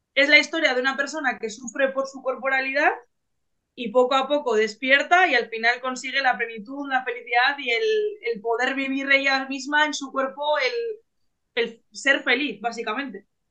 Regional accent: Bilbao, Basque Country, Spain; yo soy de Bilbao, del norte de España, y represento a Vizcaya

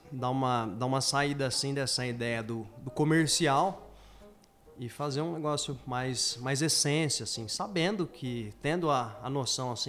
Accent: Dourados, Mato Grosso do Sul, Brazil; also born or lived in Paraná; eu vim do Paraná, onde eu morei 10 anos lá, e daí voltei para Dourados. É, sempre tive ideia de voltar para Dourados, então vim, vim contente de estar tá voltando.

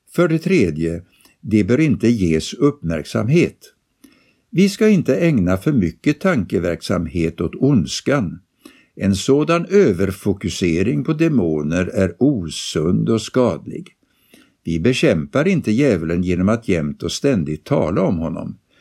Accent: France; now in Sweden; Under min uppväxt i Frankrike på 80-talet och början av 90-talet

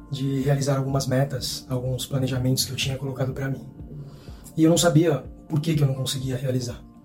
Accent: Santos, São Paulo, Brazil; eu sou de Santos, São Paulo

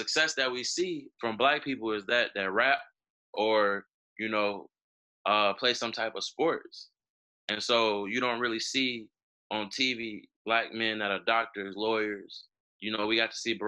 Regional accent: Chicago, Illinois, United States; as a young black man growing up in Chicago

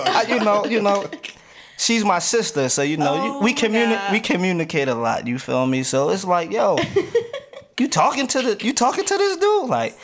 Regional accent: New Jersey, United States; now in Wilson, United States; I'm a Jersey boy.

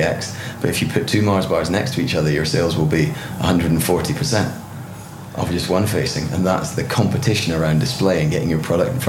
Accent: Gullane, Scotland, United Kingdom; moved away as an adult; also born or lived in Belgium / Buckinghamshire; started in southeast Scotland, in a little village called Gullen, where we moved to when I was five. And I lived there until I went off to university when I was 18.

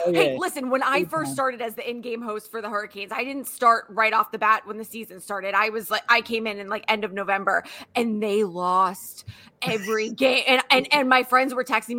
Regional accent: New England, United States; moved away as an adult; now in Raleigh, United States; I'm originally from New England

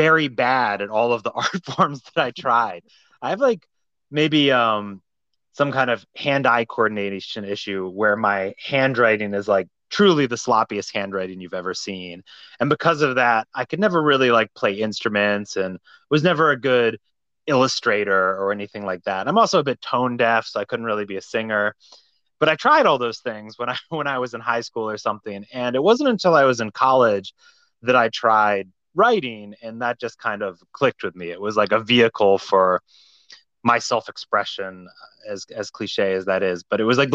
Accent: Virginia, United States; now in New York, United States; I grew up in Virginia, and initially really in kind of a rural part of Virginia, near Charlottesville, Virginia

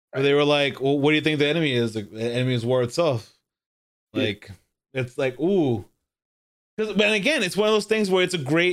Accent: Corpus Christi, Texas, United States; I'm from Corpus

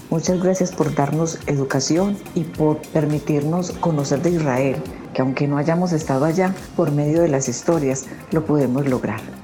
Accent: Medellín, Antioquia, Colombia; soy de Colombia, Medellín

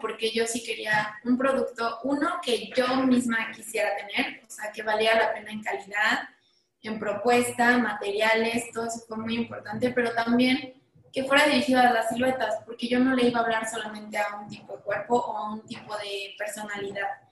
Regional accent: Mexico; como diseñadora mexicana

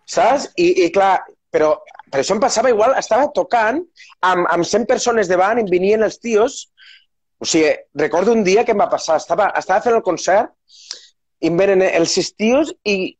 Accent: Terres de l'Ebre, Catalonia, Spain; sóc de les Terres de l'Ebre

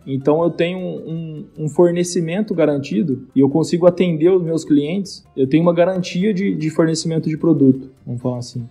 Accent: São José do Rio Preto, São Paulo, Brazil; also born or lived in Viçosa, Minas Gerais / United States; sou do interior de São Paulo, noroeste paulista, aqui de São José do Rio Preto

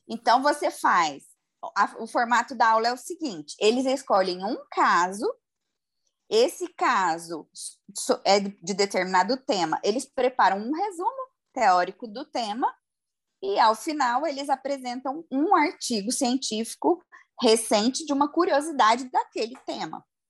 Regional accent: Goiânia, Goiás, Brazil; porque eu sou de Goiânia

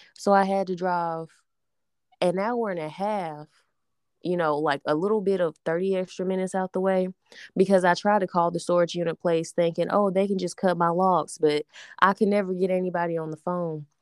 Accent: Alabama, United States; we are from Alabama

